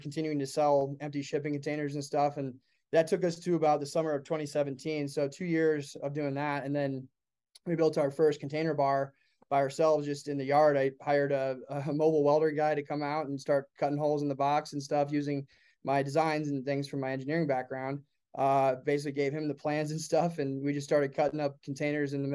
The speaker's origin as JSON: {"language": "English", "town": "Iowa City", "region": "Iowa", "country": "United States", "tie": "born or raised there", "also_born_or_lived": "Colorado", "moved": "as an adult", "said": "my hometown in Iowa City, Iowa is where I was born and raised"}